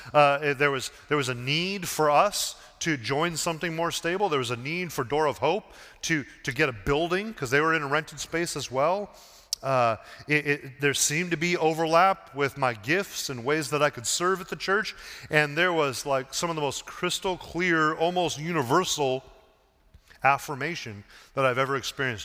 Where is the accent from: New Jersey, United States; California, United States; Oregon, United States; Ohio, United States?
Oregon, United States; Portland; moved away as an adult; also born or lived in Seattle; my hometown of Portland